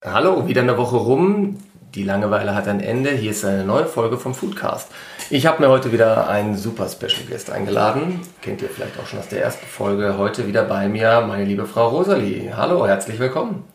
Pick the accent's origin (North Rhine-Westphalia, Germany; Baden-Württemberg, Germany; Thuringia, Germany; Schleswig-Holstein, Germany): North Rhine-Westphalia, Germany; Ruhr area; heißt es ja bei uns im Ruhrgebiet